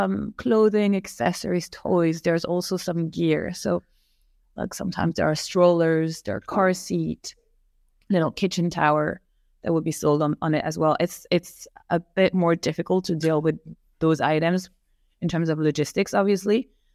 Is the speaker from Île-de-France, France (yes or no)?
yes; Paris, Île-de-France, France; moved away as an adult; also born or lived in New York; now in London, United Kingdom; I grew up in Paris.